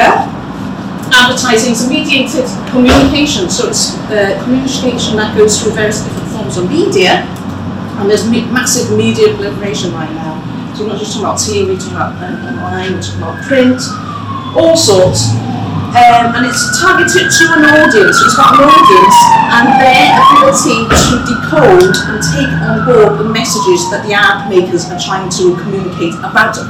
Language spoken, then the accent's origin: English; Cardiff, Wales, United Kingdom; moved away; I was born in Mainsey Road, which is just a stone's throw away from here, in a house, which I won't tell you the numbers, saving the tourist trail. And it's, as a Welsh-born Chinese growing up in the 1970s and 80s